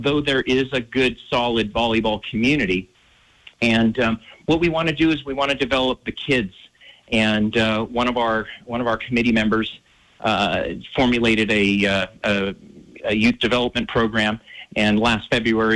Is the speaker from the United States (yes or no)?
yes; Northern California, United States; moved away as an adult; now in Missoula, United States; I grew up playing in, Northern California and Santa Cruz on the beach